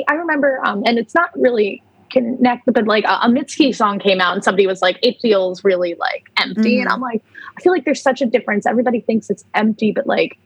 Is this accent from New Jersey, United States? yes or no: yes; New Jersey, United States; moved away; I grew up in Jersey too